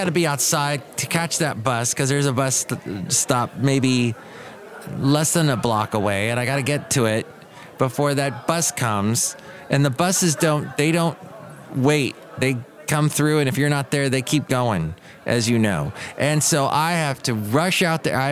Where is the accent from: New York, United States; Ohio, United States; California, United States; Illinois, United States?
California, United States; Southern; now in San Francisco Bay Area, United States; Growing up in Southern California